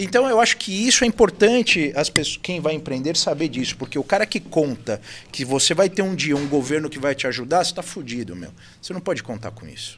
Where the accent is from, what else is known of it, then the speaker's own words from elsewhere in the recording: São Paulo, Brazil; moved away as an adult; now in Itu, Brazil; a gente é da capital de São Paulo. É, eu vim para Itu em 2014